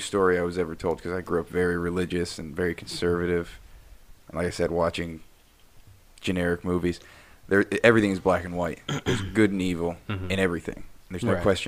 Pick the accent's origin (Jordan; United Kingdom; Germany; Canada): Jordan; I grew up in Jordan.